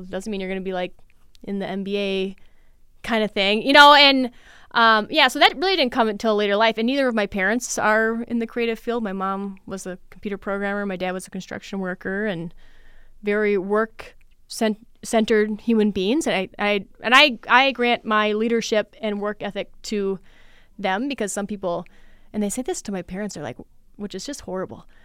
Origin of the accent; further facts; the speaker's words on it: Litchfield, Minnesota, United States; now in Mankato, United States; I am originally from Litchfield